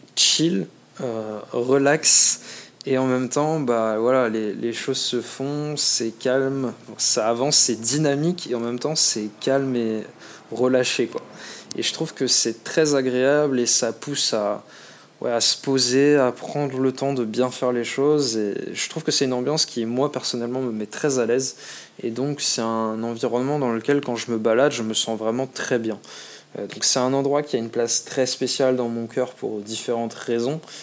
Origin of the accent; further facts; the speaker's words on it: France; moved away as an adult; now in Australia; on est français